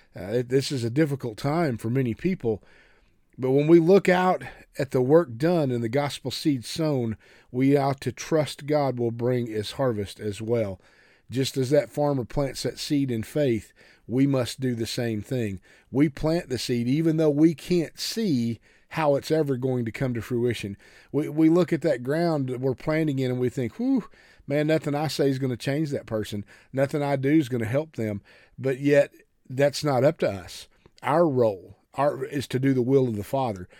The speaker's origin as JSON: {"language": "English", "region": "Oklahoma", "country": "United States", "said": "I come from farm ground. I come from Oklahoma and, and, and the old red dirt country"}